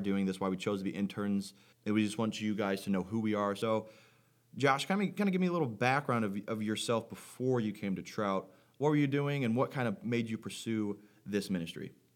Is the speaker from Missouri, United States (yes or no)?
yes; Farmington, Missouri, United States; moved away; I'm from Farmington, Missouri originally